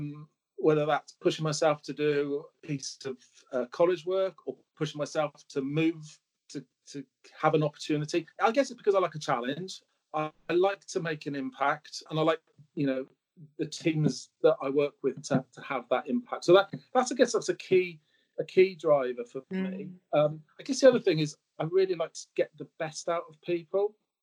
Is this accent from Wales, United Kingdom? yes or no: yes; Swansea, Wales, United Kingdom; moved away as an adult; I moved to Exeter from Swansea, where I was brought up, went to school, went to Exeter to take on a role where they sent me to college in Bristol to do a housing degree.